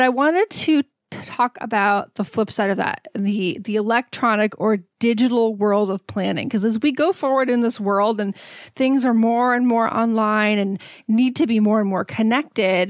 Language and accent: English; Texas, United States; Growing up in Texas